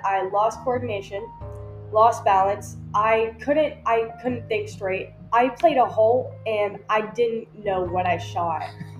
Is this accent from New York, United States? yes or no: no; West Virginia, United States; growing up in West Virginia